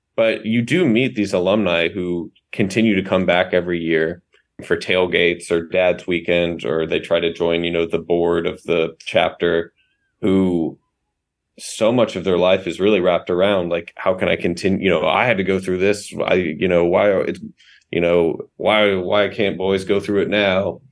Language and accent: English; the South, United States; But I grew up in the South.